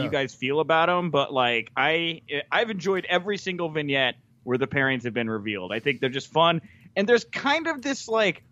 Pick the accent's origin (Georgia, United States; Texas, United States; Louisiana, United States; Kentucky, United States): Texas, United States; Houston; I am also from the Houston area.